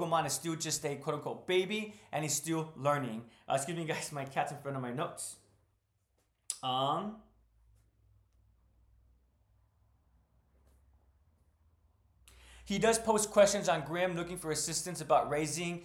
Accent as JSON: {"language": "English", "country": "United States", "said": "as an American"}